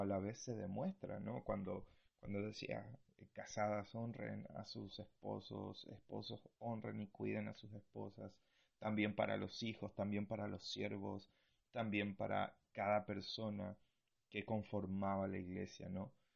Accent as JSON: {"language": "Spanish", "country": "Argentina", "moved": "yes", "lives_now": "Punta Arenas, Chile", "said": "soy argentino"}